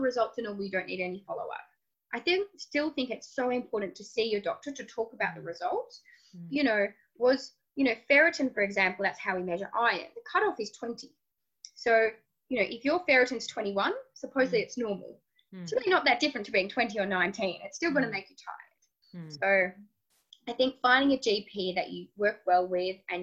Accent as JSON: {"language": "English", "region": "Tasmania", "country": "Australia", "said": "I'm from Tasmania."}